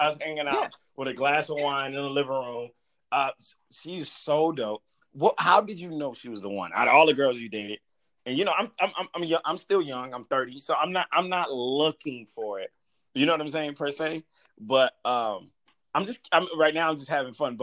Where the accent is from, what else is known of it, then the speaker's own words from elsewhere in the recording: Atlanta, Georgia, United States; I grew up in Atlanta.